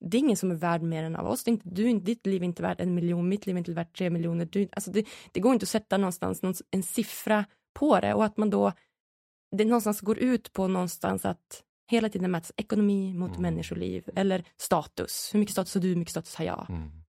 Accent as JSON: {"language": "Swedish", "country": "Sweden", "said": "som en ganska stolt svensk"}